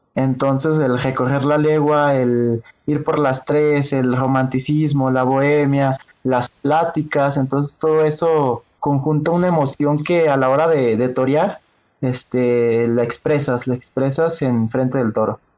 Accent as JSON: {"language": "Spanish", "region": "Aguascalientes", "country": "Mexico", "tie": "born or raised there", "said": "Nací en Aguascalientes, Aguascalientes, el 20 de marzo del 2003."}